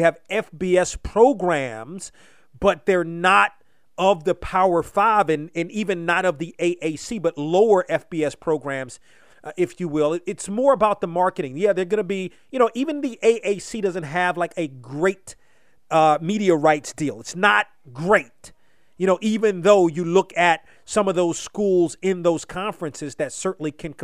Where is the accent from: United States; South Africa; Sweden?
United States; Washington, District of Columbia; moved away as an adult; now in North Carolina, United States; Growing up in the Washington area